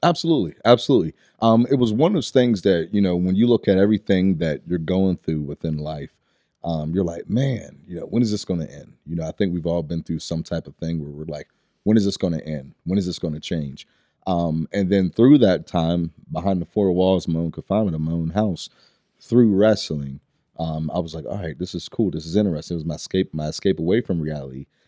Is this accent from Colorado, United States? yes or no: no; Pittsburgh, Pennsylvania, United States; originally I'm from Stanton Heights area, so right in the Pittsburgh area